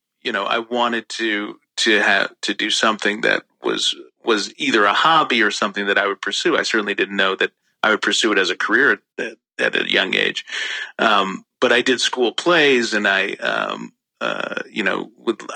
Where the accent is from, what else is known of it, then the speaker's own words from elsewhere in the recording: Washington, District of Columbia, United States; also born or lived in Kampala, Uganda; growing up in Washington, D.C.